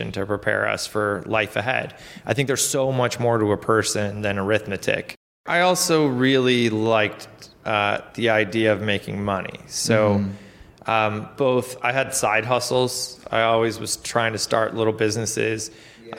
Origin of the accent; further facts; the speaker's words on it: Lockport, New York, United States; I grew up in a town called Lockport, New York, just outside of Buffalo